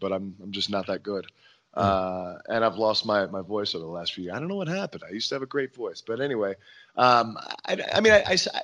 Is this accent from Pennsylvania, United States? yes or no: no; Hagerstown, Maryland, United States; my hometown in Hagerstown, Maryland